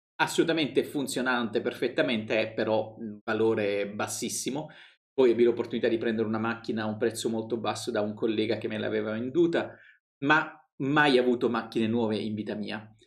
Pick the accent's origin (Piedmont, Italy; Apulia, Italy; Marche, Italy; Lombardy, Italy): Apulia, Italy; moved away as an adult; also born or lived in Rome; io sono pugliese